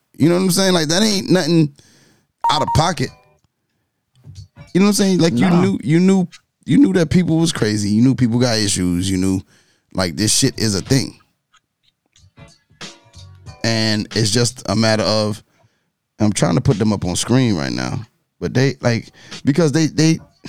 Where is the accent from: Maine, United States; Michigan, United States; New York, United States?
New York, United States; I'm from New York.